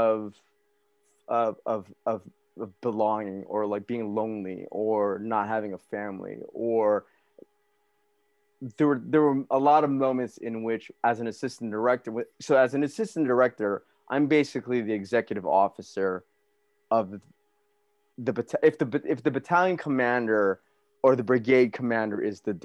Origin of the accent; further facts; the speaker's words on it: Alhambra, California, United States; also born or lived in Flushing, New York / Hawaii; I was born in Flushing, New York. We were in Hawaii for a little bit, and then we moved to Alhambra, which is like 10 miles northeast from downtown